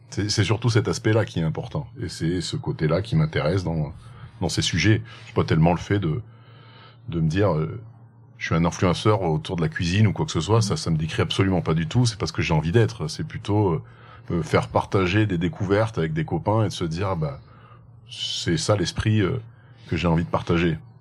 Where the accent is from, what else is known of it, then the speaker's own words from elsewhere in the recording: Haute-Loire, Auvergne-Rhône-Alpes, France; je viens particulièrement de ce joli coin que tu as autour de toi, donc de la Haute-Loire. J'y suis attaché parce que j'y suis né